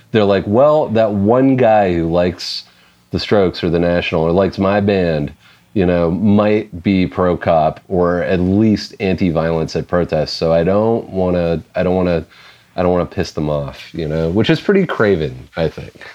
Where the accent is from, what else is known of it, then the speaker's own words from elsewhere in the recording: Canada; as a Canadian